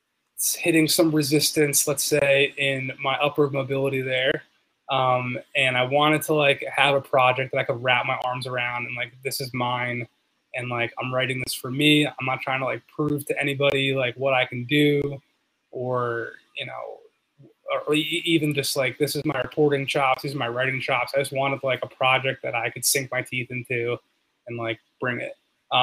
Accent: Philadelphia, Pennsylvania, United States; So I'm from Philly. I grew up a huge Sixers fan.

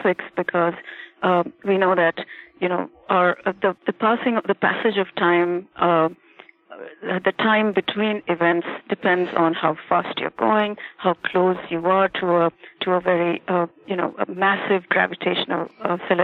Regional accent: India; moved away as an adult; now in Boston, United States; I was born and brought up in India through my young adulthood, and still have extremely strong connections there

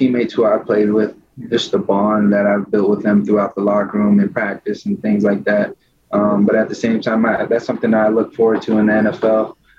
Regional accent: California, United States; I was born and raised in Cali.

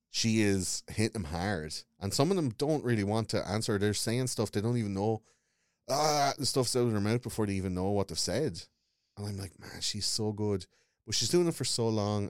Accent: Wexford, Leinster, Ireland; I grew up in Wexford

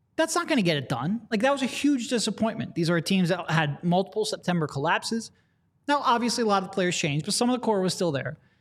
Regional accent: Philadelphia, Pennsylvania, United States; we're from Philadelphia

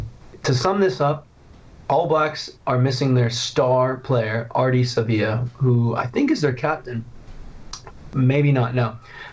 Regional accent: Ireland; I know I'm Irish, I carry an Irish passport. I was just in Dublin for 2 months working.

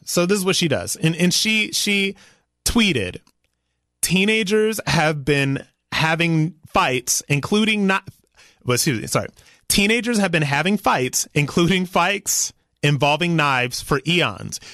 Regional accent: Ohio, United States; I am from Ohio. I'm proud to be from Ohio. Ohio gave me my values.

